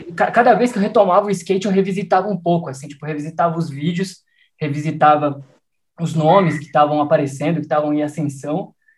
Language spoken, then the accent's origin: Portuguese; Piracicaba, São Paulo, Brazil; eu cresci em Piracicaba